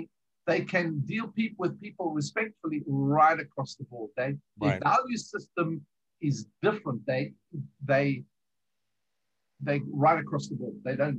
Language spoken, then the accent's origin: English; South Africa; also born or lived in England / America; we're from originally from South Africa. We've lived in England.